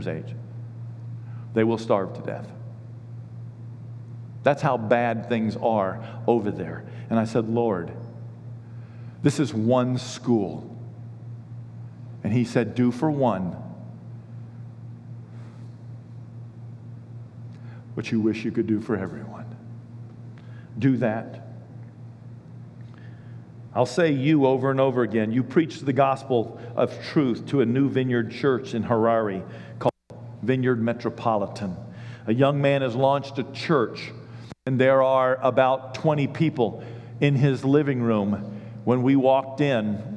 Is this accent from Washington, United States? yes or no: no; Richmond, Kentucky, United States; I'm from Kentucky